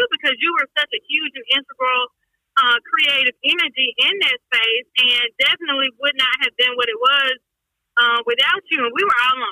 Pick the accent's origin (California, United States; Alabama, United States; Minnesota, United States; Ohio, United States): Alabama, United States; Mobile; I am originally from Mobile, Alabama, born and raised